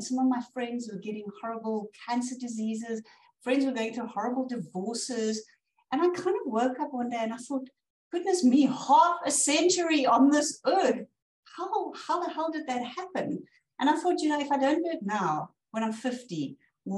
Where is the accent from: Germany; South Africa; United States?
South Africa; as a South African from the African savannas